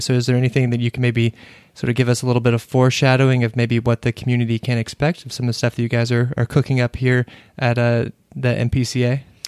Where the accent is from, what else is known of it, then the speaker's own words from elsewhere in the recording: Kentucky, United States; now in Washington, D.C., United States; I'm from Kentucky